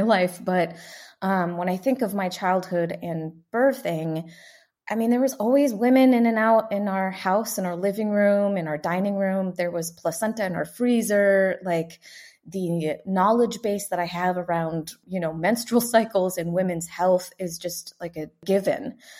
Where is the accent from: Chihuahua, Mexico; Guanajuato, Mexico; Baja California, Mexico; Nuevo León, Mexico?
Guanajuato, Mexico; San Miguel de Allende; also born or lived in Atlanta, Georgia, United States; now in Fort Worth, United States; I'm originally from a little town in the middle of the mountains, um, about four hours north of Mexico City. It's about twenty-two hours from the border of the U S, and the town is called San Miguel de Allende in the state of Guanajuato